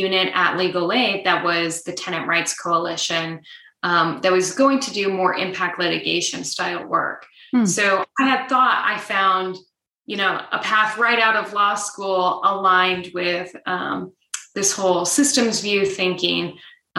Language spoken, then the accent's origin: English; Nebraska, United States; moved away; my home state of Nebraska